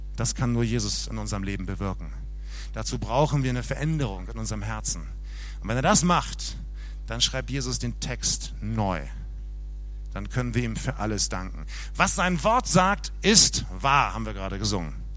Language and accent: German; Germany; bei uns in Deutschland